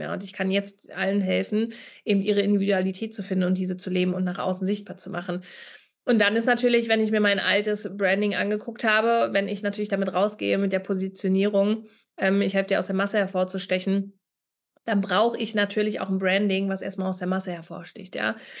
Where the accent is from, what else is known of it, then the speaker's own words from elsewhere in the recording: Berlin, Germany; Ich komme ja aus Berlin